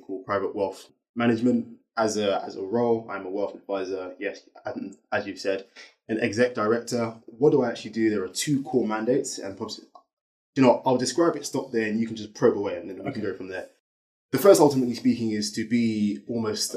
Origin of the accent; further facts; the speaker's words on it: London, United Kingdom; I grew up in Southeast London